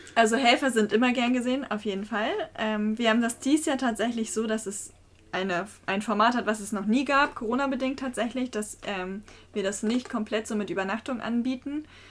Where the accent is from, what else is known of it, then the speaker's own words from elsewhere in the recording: Geesthacht, Schleswig-Holstein, Germany; ich wohne auch schon immer in Geestach